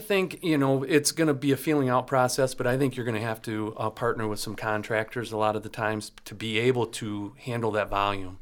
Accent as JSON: {"language": "English", "area": "Leelanau County", "region": "Michigan", "country": "United States", "said": "family up in Leonauk County that the excavating company up there and cherry farmers"}